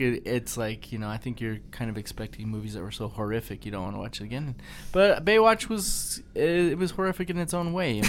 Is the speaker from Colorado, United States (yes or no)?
yes; Colorado, United States; we grew up in Colorado, there really wasn't cockroaches here